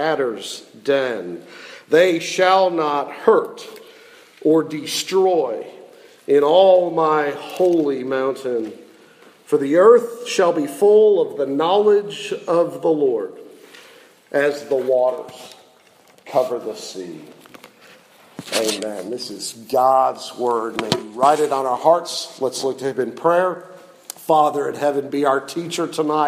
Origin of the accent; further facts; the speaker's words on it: Ohio, United States; moved away as an adult; also born or lived in Jackson, Mississippi; I'm from Ohio